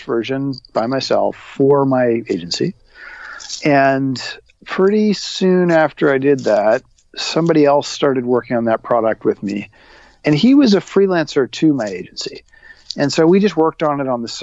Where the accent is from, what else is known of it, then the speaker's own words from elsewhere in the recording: Toronto, Ontario, Canada; my hometown of Toronto.